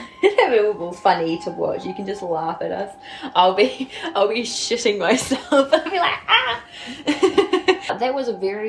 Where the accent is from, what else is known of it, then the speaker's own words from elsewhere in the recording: South Island, New Zealand; Can tell we're from the South Island.